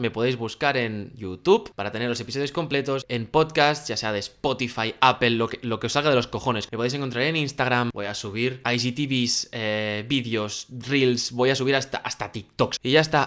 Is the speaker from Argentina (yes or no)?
no; Spain; compréndeme que no soy de aquí, mira mi matrícula, eh, soy de España